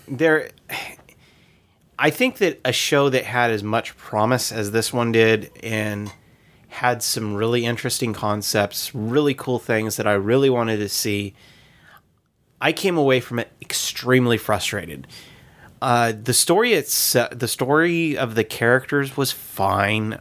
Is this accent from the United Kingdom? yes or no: no; United States; as an American